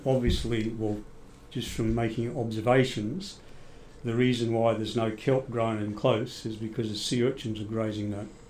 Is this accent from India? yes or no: no; Scotland, United Kingdom; now in Australia; And then when I came over to Australia from Scotland, I got into science, did a science degree at Sydney University.